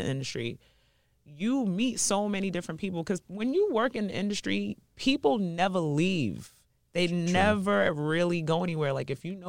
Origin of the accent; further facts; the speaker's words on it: New York City, New York, United States; also born or lived in Dominica; I moved here when I was 3. Flatbush, Brooklyn.